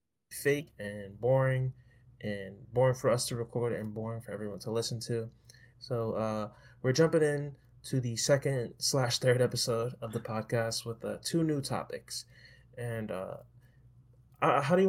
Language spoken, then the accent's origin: English; New York City, New York, United States; moved away as an adult; also born or lived in Long Island, New York; I was born and raised in New York. Was from Queens, then to Long Island, and then back to Queens